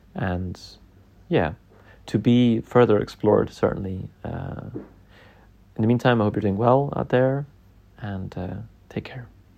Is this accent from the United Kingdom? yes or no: yes; Scotland, United Kingdom; growing up in Scotland